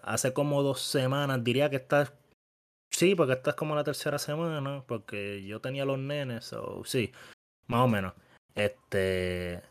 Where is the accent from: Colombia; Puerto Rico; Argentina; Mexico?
Puerto Rico; Bayamón; todos somos de Bayamón, nos criamos en Bayamón